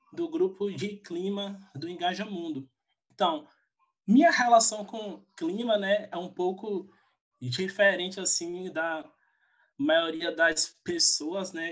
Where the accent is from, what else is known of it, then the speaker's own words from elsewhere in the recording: Feira de Santana, Bahia, Brazil; eu sou da Bahia, sou de Feira de Santana